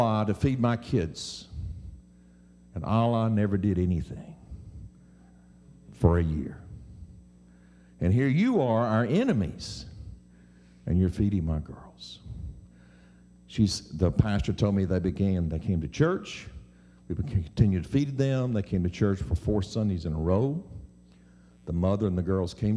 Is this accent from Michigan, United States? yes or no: no; Mississippi, United States; I'm from Mississippi